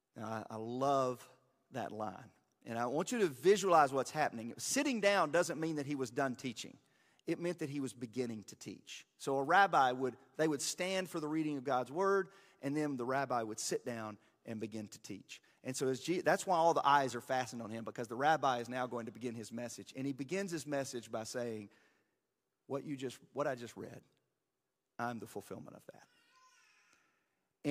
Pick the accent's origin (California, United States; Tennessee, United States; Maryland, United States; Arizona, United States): Tennessee, United States; Hornwall; That's my hometown.